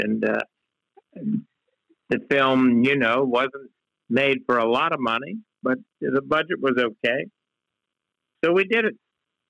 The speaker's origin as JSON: {"language": "English", "region": "West Virginia", "country": "United States", "tie": "born or raised there", "moved": "yes"}